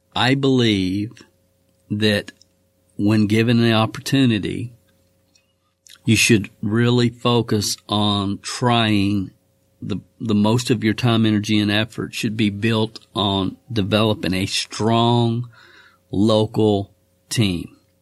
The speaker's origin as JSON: {"language": "English", "region": "Kentucky", "country": "United States", "said": "my home state of Kentucky"}